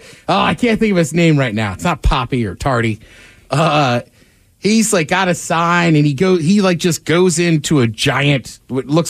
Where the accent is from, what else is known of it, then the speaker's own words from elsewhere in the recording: East Coast, United States; moved away; I grew up on the East Coast